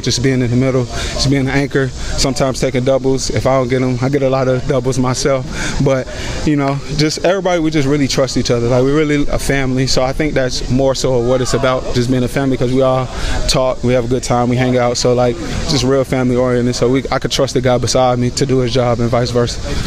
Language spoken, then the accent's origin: English; Georgia, United States; moved away as an adult; now in Kentucky, United States; I'm from Georgia.